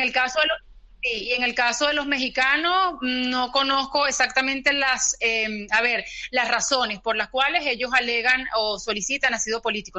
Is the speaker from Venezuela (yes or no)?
yes; Valencia, Carabobo, Venezuela; moved away as an adult; now in Seville, Spain; yo provengo de Valencia, Valencia, Venezuela, es una ciudad ubicada al centro del país